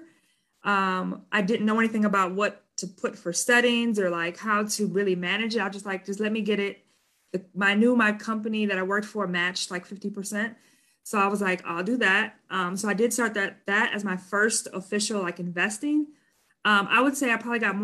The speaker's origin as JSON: {"language": "English", "town": "Madison", "region": "Wisconsin", "country": "United States", "tie": "born or raised there", "lives_now": "Milwaukee, United States", "said": "I grew up in Madison, Wisconsin, the capital of Wisconsin."}